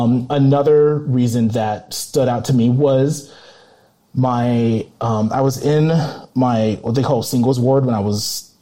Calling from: Colorado, United States; from Colorado calling

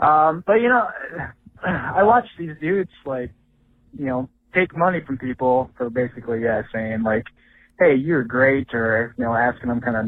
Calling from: Minneapolis, Minnesota, United States; I'm from Minneapolis calling in here.

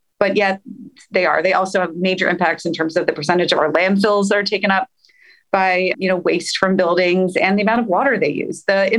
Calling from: Los Angeles, California, United States; I'm hailing in from Los Angeles

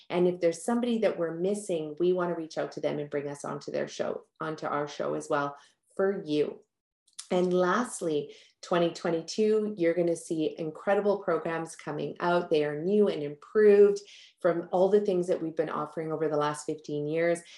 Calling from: British Columbia, Canada; It is a gorgeous day outside here on the west coast of North America. I'm tuning in from Canada and from British Columbia.

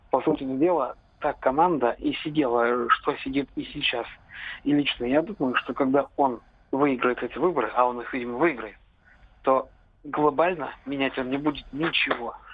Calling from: Vladimir, Vladimir Oblast, Russia; Здравствуйте. Из Владимира.

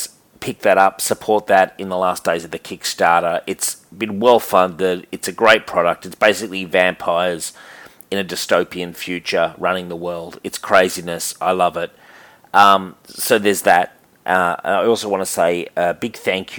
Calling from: Sydney, New South Wales, Australia; I'm calling from Sydney, Australia

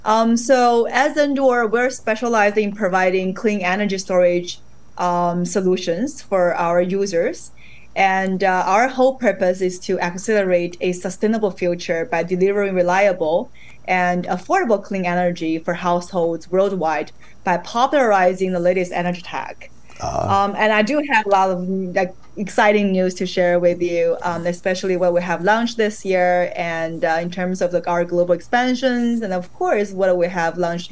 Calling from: Shenzhen, Guangdong, China; right now I'm actually calling from Shenzhen, China.

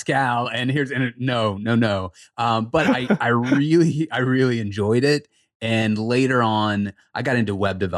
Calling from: Charlotte, North Carolina, United States; So I am just outside of Charlotte, North Carolina.

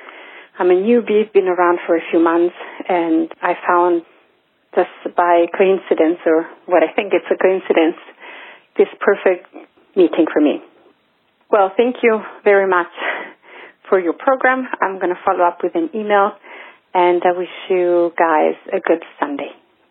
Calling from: Munich, Bavaria, Germany; English is a second language; I'm calling from Munich, Germany.

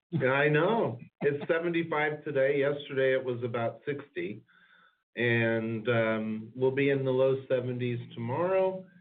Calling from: California, United States; We're in beautiful, sunny Southern California

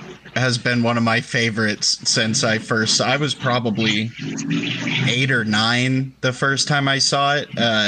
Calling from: Portland, Oregon, United States; I am calling from Portland, Oregon.

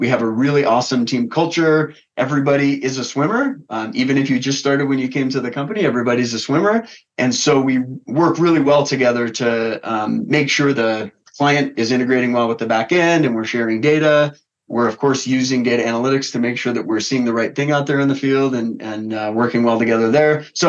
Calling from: Denver, Colorado, United States; I'm calling in from Denver, Colorado.

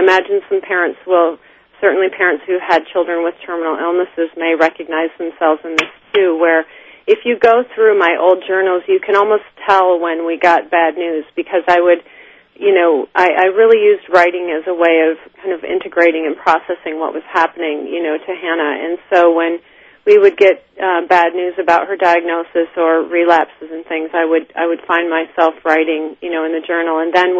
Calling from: New Jersey, United States; I'm calling from New Jersey, my little cottage in New Jersey.

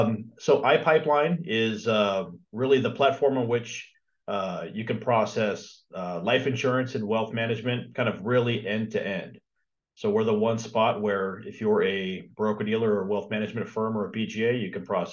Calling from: California, United States; Southern California.

